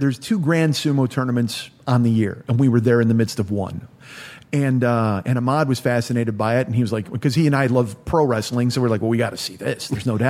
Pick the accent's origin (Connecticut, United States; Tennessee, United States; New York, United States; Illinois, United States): Illinois, United States; Chicago; now in Los Angeles, United States; I live in Los Angeles now. I'm from Chicago.